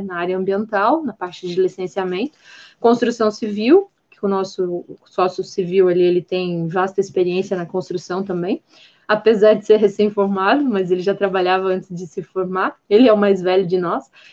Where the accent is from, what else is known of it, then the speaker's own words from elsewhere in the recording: Blumenau, Santa Catarina, Brazil; now in Gaspar, Brazil; sou nascida em Blumenau, Santa Catarina, hoje eu moro em outra cidade, estou morando em Gaspar mas é, eu sempre morei numa área com bastante vegetação